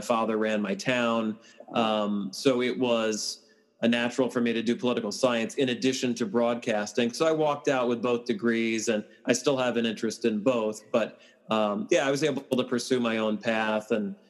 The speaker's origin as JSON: {"language": "English", "region": "New York", "country": "United States", "tie": "born or raised there", "said": "I grew up in New York"}